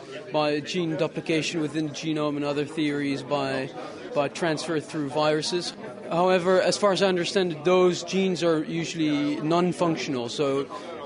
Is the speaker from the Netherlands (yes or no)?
yes; Netherlands; I'm from Holland.